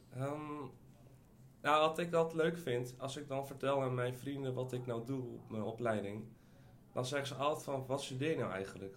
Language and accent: Dutch; Almere, Flevoland, Netherlands; moved away as an adult; also born or lived in Ukraine; now in Amsterdam, Netherlands; Ik ben opgegroeid in Almere, maar ben vorig jaar verhuisd eh, naar Amsterdam.